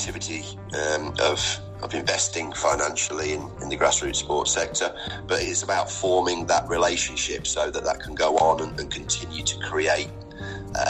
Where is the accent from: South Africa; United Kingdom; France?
United Kingdom; Leicester, East Midlands; now in Newark, United Kingdom; my family and my formative years were spent growing up in Leicester.